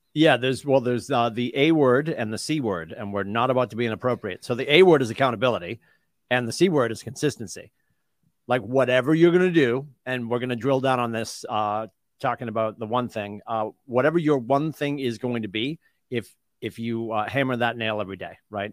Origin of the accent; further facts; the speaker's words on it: Boston, Massachusetts, United States; as a Bostonian as a New Englander